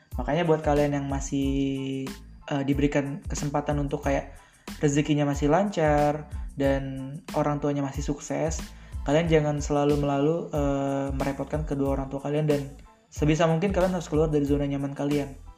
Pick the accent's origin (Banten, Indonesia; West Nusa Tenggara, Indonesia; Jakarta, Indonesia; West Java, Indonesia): Banten, Indonesia; Tangerang; moved away as an adult; also born or lived in Padang (ancestral hometown, Minang); now in Padang, Indonesia; gua tinggal sembilan belas tahun di Tangerang dan gua merantau ke Padang. Yang dimana Padang ini kampung gua juga